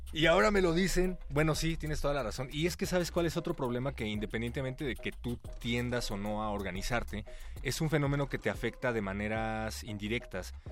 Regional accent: Mexico; como mexicano

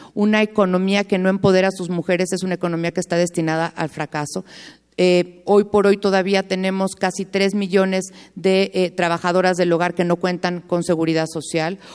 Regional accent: Mexico; como mexicanos

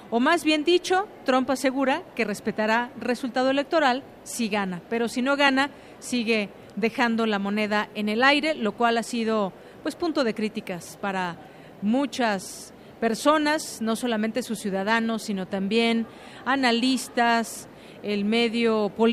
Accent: Mexico; este tema que seguimos muy pendientes como ciudadanos, como mexicanos

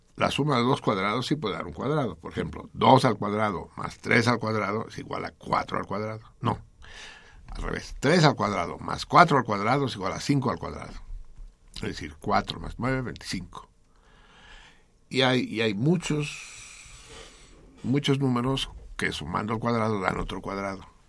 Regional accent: Tenochca, Mexico City, Mexico; yo no soy chilango, yo soy Tenochca

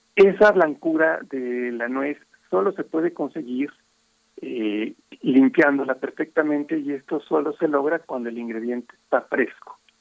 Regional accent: Mexico; como mexicanos

